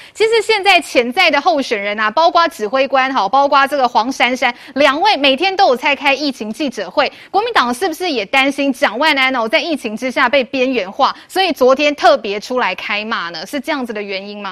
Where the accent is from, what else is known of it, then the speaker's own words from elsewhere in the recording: Taiwan; 我们台湾人